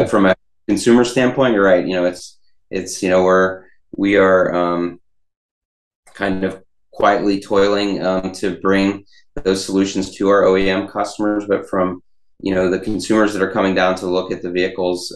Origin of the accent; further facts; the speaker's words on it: Pittsburgh, Pennsylvania, United States; I'm from Pittsburgh.